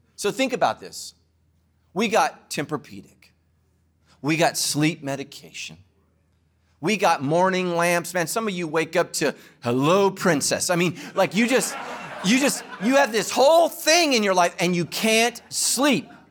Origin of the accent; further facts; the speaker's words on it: Ireland; I'm Irish